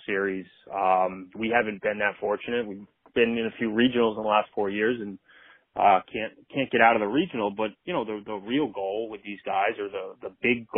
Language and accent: English; Rhode Island, United States; I grew up in Rhode Island